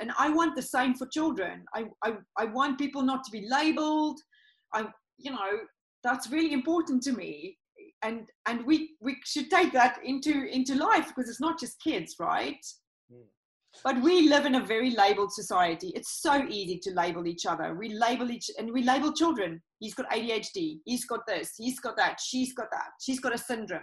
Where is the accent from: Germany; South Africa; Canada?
South Africa; moved away; I come originally from South Africa